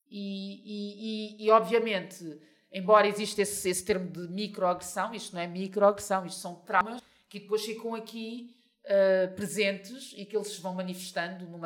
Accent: Mozambique; Portanto, é simples, sou moçambicana e, e, e, o caso acaba por aí.

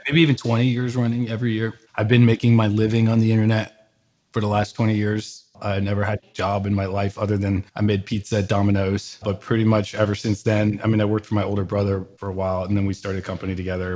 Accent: Bethesda, Maryland, United States; moved away as an adult; also born or lived in San Francisco Bay Area / New York; I grew up in the suburbs of Washington, D C, Bethesda, Maryland

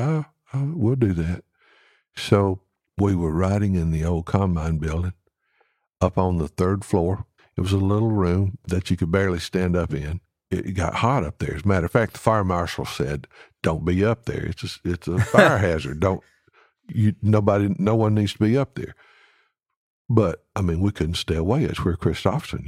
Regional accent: Alabama, United States; now in Nashville, United States; I'm from Alabama.

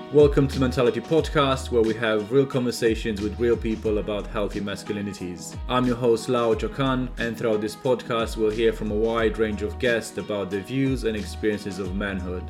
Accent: Romania; moved away; Growing up in Romania, you know, different culture, different uh, context

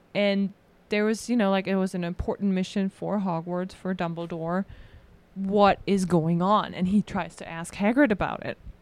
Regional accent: Germany; moved away; from Germany.

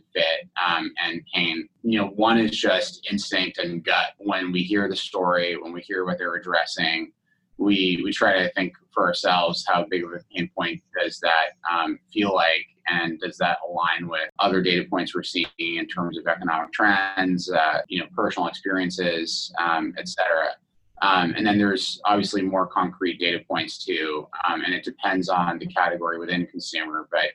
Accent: Mountain View, California, United States; also born or lived in Stanford; growing up in the heart of Silicon Valley, I was born in Stanford, grew up in Mountain View

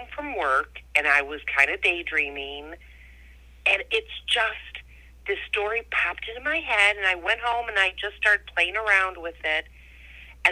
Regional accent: Ohio, United States; Born and raised in Ohio

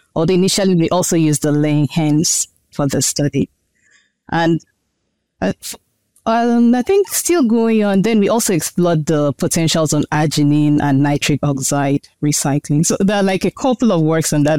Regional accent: Nigeria; moved away as an adult; also born or lived in China; now in United States; My home country is Nigeria.

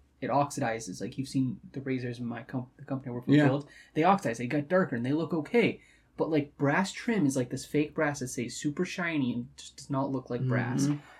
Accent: Edmonton, Alberta, Canada; where we're from Edmonton

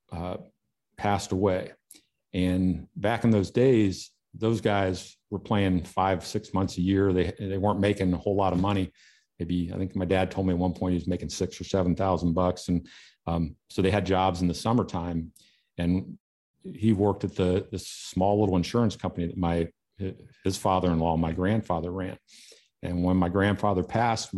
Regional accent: Kettering, Ohio, United States; I grew up in Dayton, Ohio, a little town called Kettering.

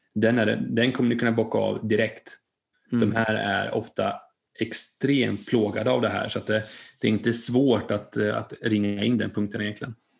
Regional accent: Linköping, Östergötland, Sweden; där jag kommer ifrån, från Linköping, där har vi ett stort eh, eh, köpcenter

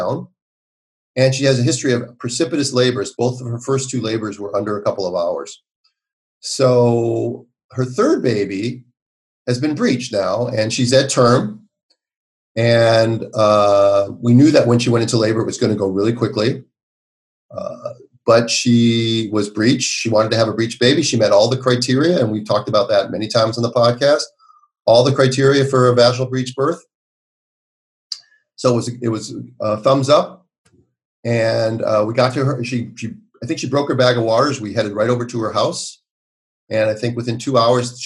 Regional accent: Minneapolis, Minnesota, United States; moved away as an adult; how's my hometown these days

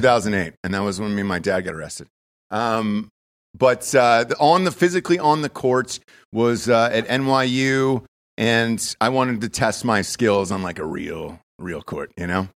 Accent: Georgia, United States; now in Austin, United States; I grew up in Georgia most of my life

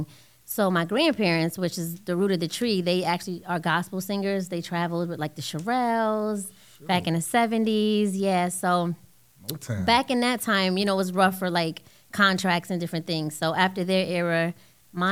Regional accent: Hartford, Connecticut, United States; I'm from Hartford, Connecticut

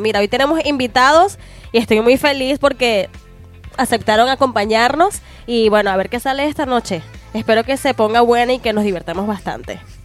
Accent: Venezuela; moved away as an adult; also born or lived in Costa Rica; now in Mexico; soy extranjera, soy venezolana y he encontrado muchas personas buenas acá en México

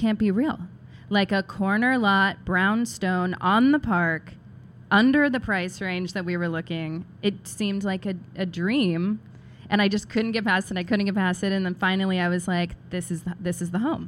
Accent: Stilwell, Kansas, United States; also born or lived in Seattle; now in New York, United States; I'm originally from Kansas, a town called Stillwell, which is outside of Overland Park.

